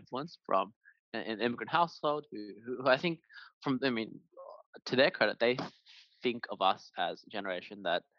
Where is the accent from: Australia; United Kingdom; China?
Australia; I'm Chinese Australian